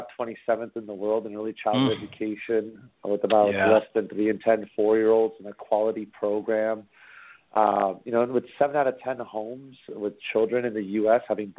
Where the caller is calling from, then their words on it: Foster City, California, United States; I'm calling from Foster City, California.